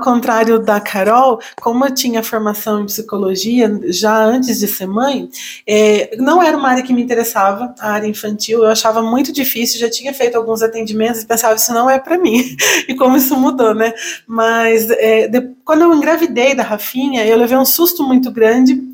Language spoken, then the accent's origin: Portuguese; Itaí, São Paulo, Brazil; moved away as an adult; now in Itapeva, Brazil; eu sou de Itaí